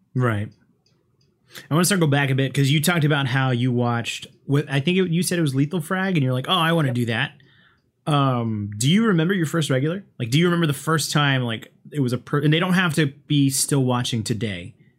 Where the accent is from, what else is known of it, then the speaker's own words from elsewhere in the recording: United States; me being an American